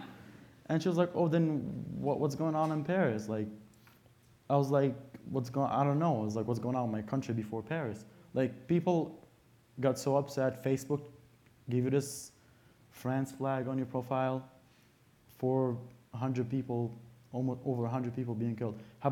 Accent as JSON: {"language": "English", "country": "Syria", "tie": "born or raised there", "moved": "as an adult", "lives_now": "United States", "said": "I was born and raised in Syria till the age of 18, and that's a pretty like 80% of my life, 90% of my life. I had to come here after what happened. I was in dental school"}